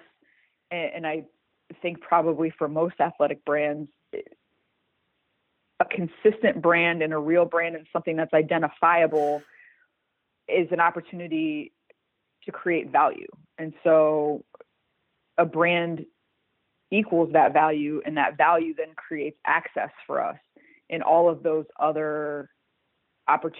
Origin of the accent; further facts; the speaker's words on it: Midwest, United States; I'm from the Midwest